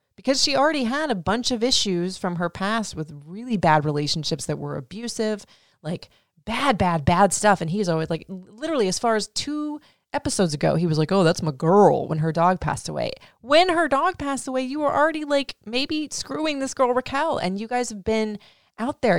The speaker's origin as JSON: {"language": "English", "region": "Florida", "country": "United States", "tie": "born or raised there", "said": "I grew up in Florida"}